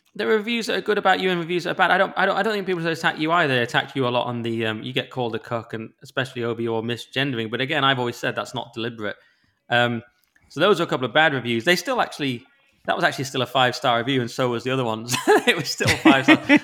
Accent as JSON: {"language": "English", "area": "Cumbria", "region": "North West England", "country": "United Kingdom", "tie": "born or raised there", "said": "I grew up amongst sheep in Cumbria in the lake."}